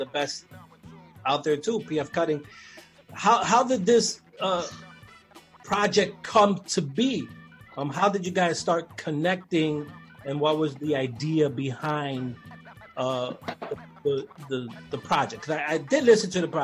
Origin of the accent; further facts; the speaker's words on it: Brooklyn, New York, United States; I grew up in Brooklyn